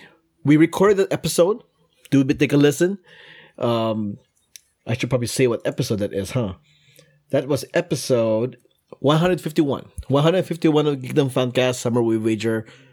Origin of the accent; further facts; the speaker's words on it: Philippines; we Filipinos